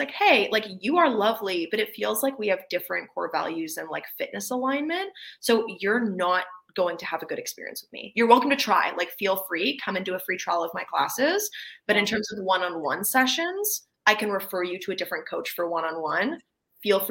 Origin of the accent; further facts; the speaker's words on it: Canada; I'm Canadian